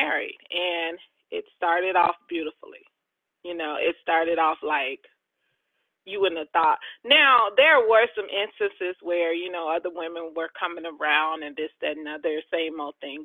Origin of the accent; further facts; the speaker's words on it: outside of Chicago, Illinois, United States; also born or lived in Jackson, Mississippi / Arizona; now in Georgia, United States; raised outside of Chicago